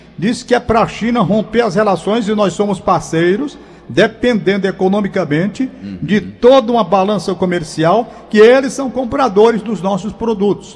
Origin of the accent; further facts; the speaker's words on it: Brazil; como brasileiro que sou